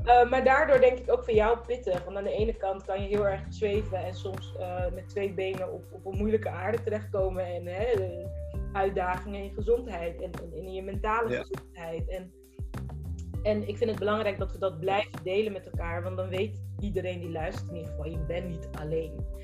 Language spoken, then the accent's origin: Dutch; Rotterdam, South Holland, Netherlands; ik ben gewoon een Rotterdammer